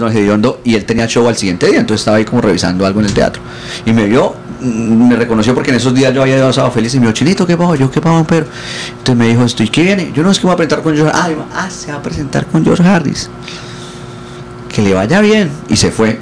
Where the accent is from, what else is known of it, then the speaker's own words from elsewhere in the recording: Bucaramanga, Santander, Colombia; yo crecí en Bucaramanga